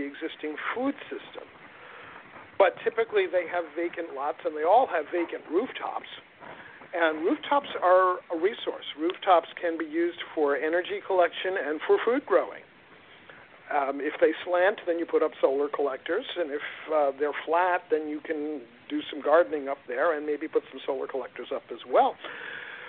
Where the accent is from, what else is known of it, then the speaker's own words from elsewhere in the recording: New York City, New York, United States; moved away; growing up in the Bronx, it was pretty rare that I got a decent tomato to eat